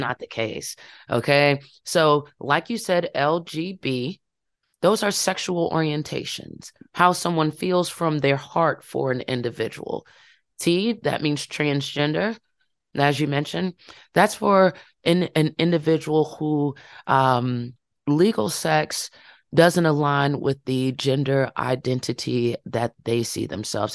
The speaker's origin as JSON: {"language": "English", "town": "Farmville", "region": "Virginia", "country": "United States", "tie": "born or raised there", "said": "my hometown"}